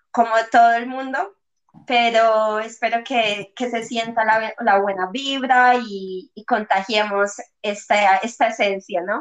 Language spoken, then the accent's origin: Spanish; Colombia; Bueno, pues yo soy una colombiana que he viajado mucho, he vivido en muchas ciudades, en muchos sitios